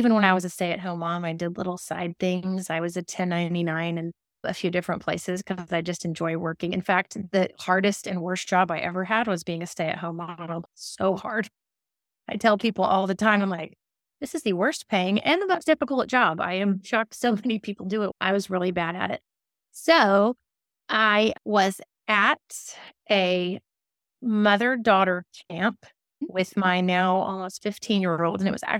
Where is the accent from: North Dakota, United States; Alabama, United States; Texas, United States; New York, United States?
Alabama, United States; moved away as an adult; now in Davidson, United States; I grew up in Alabama. I'm a big fan of the Deep South, but I have lived in a very small town in North Carolina. It's called Davidson.